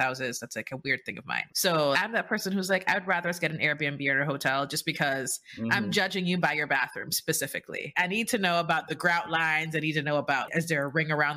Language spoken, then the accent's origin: English; Jamaica; moved away as an adult; now in United States; I'm Jamaican